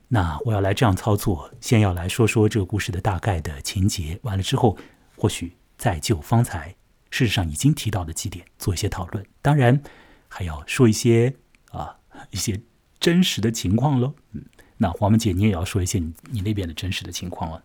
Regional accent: Shanghai, China; 在上海的崇明岛上和你说话。 我现在所待的这个地方呢， 就是我的老家啊， 崇明岛。 它虽然是属于上海管辖的一处地方啊， 但是呢， 在我这儿， 这个岛上面的气氛和那所谓的魔都之中的那种激动人心的啊， 或者是很是紧张的这个气氛啊， 当然是大不一样的嘛。

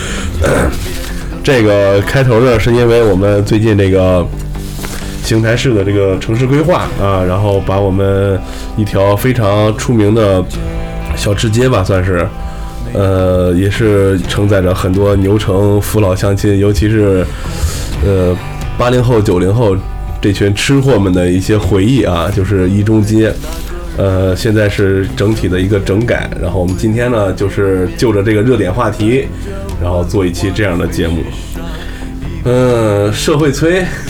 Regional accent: Xingtai, Hebei, China; 我小的时候在我们的那个现在叫桥西区第一菜市场，原来在南小旺那边儿啊，有一个张师傅刀削面，我从小就吃

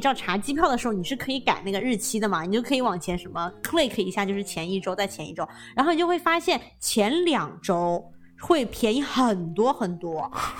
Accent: China; now in California, United States; 我们作为中国人，就是说这会吃得特别习惯

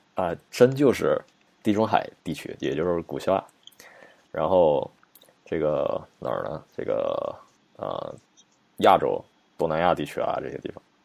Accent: China; 我们中国人

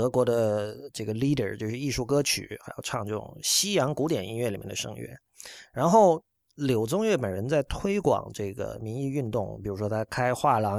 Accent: China; 我们要自己搞出一套自己的美学，属于我们中国人的美学。

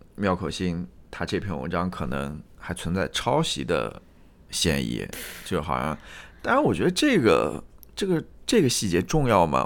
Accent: Jiangsu, China; 东部的，我是来自江苏的

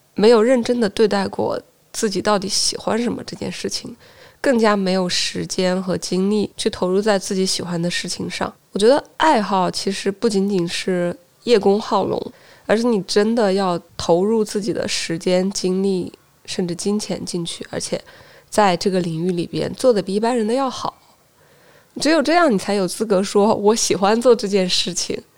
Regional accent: Hubei, China; moved away as an adult; also born or lived in Wuhan; now in Shenzhen, China; 我在乡镇长到十二岁，然后去了县城 在县城成长到十七岁，然后去了武汉，在省会城市读的大学和研究生，最后来了深圳

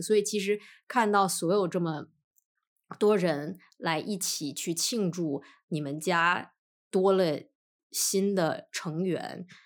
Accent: northern China, China; moved away; 因为我老家是北方，北方习俗是吃午饭，不是晚饭

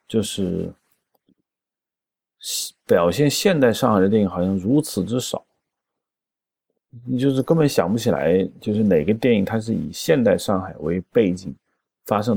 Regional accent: China; 那问题是我们中国人自己拍上海也拍成了那样，反而跟外国人拍的一样的，就很奇怪

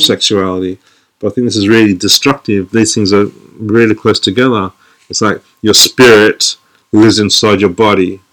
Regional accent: Sydney, New South Wales, Australia; now in London, United Kingdom; I'm from Australia. I'm from Sydney, Australia, but now I live in London.

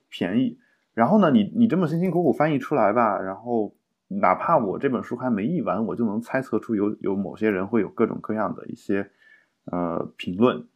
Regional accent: China

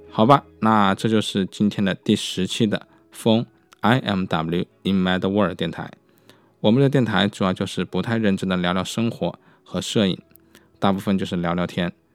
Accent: China; 我们中国人

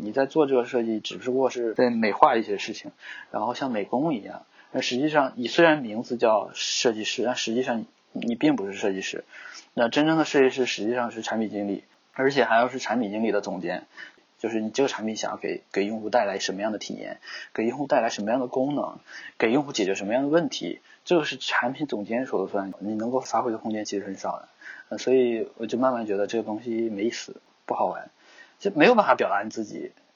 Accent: China; 刚好我是中国人呢，所以我在做这方面的东西呢，就会很考虑本土化

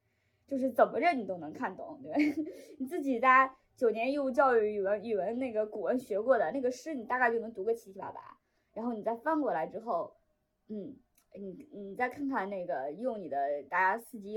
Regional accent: China; 因为他用的一个是古日语嘛，就我们中国人读起来毫无压力，

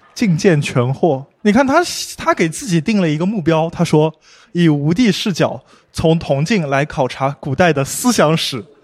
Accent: Jiangsu-Zhejiang, China; 我们江浙人

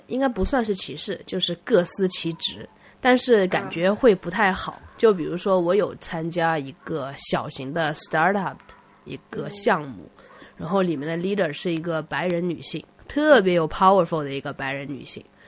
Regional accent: Nanjing, Jiangsu, China; moved away as an adult; now in United States; 我从南京来的

